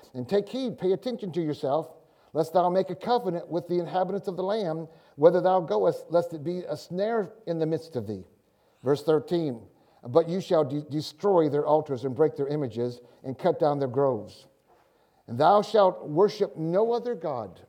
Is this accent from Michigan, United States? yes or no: yes; Michigan, United States; moved away as an adult; also born or lived in Tulsa; I'm from Michigan.